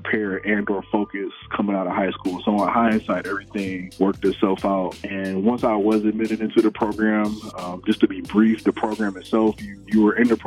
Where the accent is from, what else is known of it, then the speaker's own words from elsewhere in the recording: Detroit, Michigan, United States; moved away as an adult; also born or lived in Minnesota; now in Minneapolis, United States; Born and raised in Detroit, Michigan. Lived there pretty much my entire life before I transitioned over to Minnesota